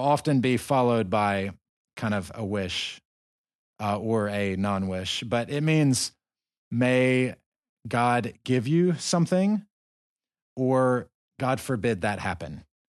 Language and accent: English; the South, United States; moved away as an adult; I'm from the South